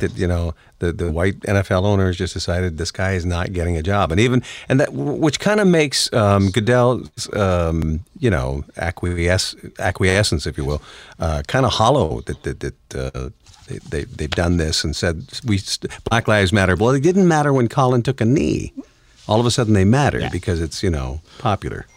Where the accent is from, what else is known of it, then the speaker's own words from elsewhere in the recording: Detroit, Michigan, United States; I'm from the Motor City